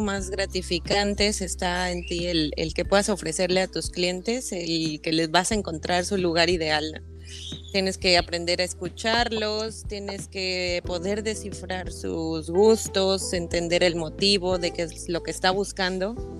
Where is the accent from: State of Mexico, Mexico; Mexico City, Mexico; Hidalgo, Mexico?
State of Mexico, Mexico; moved away as an adult; now in Cozumel, Mexico; soy originaria del Estado de México